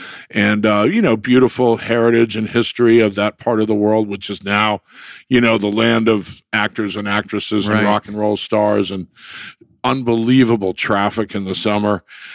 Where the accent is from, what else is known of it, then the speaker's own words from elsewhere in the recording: Palm Beach, Florida, United States; also born or lived in Connecticut; I grew up in Palm Beach and Palm Beach, Florida at that point was, you know, like a cocoon